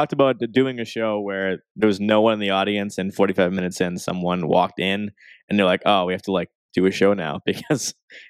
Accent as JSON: {"language": "English", "town": "Boston", "region": "Massachusetts", "country": "United States", "said": "where are you from? I said, Boston."}